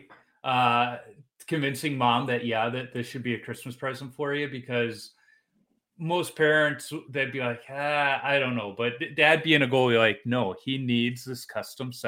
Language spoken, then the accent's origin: English; Chicago, Illinois, United States; now in Minnesota, United States; I'm a Chicago kid too. Grew up on the South Side